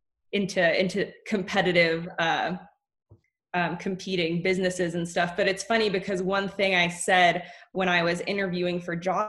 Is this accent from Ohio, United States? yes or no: no; Oakland, California, United States; we were raised in Oakland